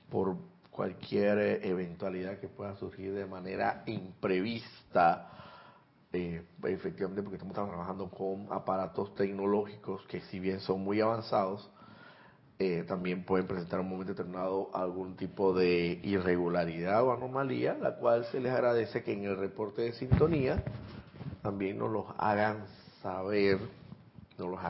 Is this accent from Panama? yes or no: yes; Santiago de Veraguas, Veraguas, Panama; born there; Soy nacido también en Santiago de Veraguas.